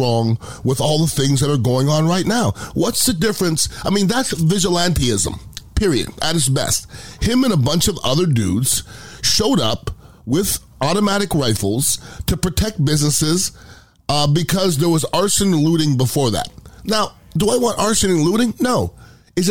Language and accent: English; United States; I'm American